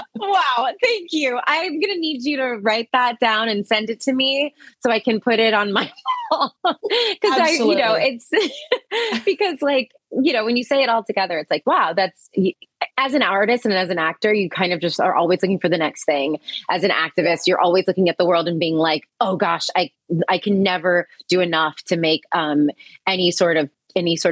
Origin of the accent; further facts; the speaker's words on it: Virginia, United States; I'm from Virginia